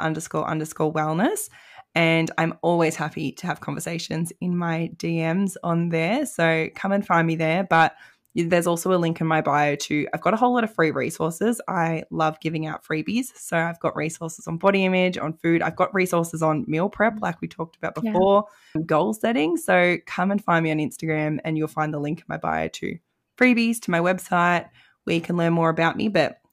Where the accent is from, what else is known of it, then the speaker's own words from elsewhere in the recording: Melbourne, Victoria, Australia; now in Tasmania, Australia; My family, I'm from Melbourne originally, so it means I get to come home.